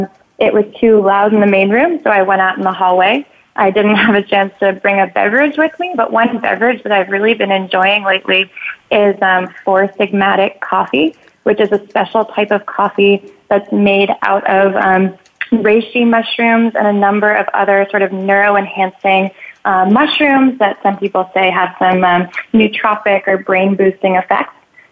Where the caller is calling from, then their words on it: Brooklyn, New York, United States; So I'm calling from Bushwick, where we have a warehouse-style office.